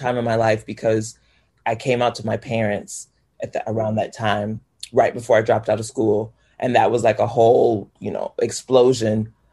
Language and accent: English; Poplar Bluff, Missouri, United States; moved away as an adult; also born or lived in Chicago; when I left my town, Poplar Bluff, Missouri is what it's called. When I moved away from Poplar Bluff to come to Chicago